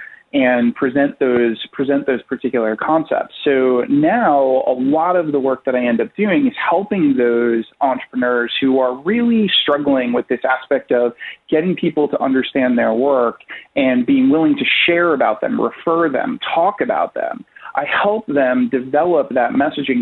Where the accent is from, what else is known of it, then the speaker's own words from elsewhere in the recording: Rhode Island, United States; now in New York, United States; I am originally from Rhode Island, and in Rhode Island, it's a very, very small state in the union, so everybody kind of knows everybody